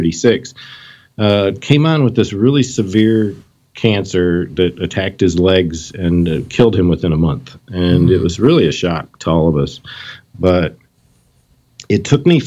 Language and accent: English; Michigan, United States; I was born and raised here in Michigan. I've never really moved anywhere outside of the state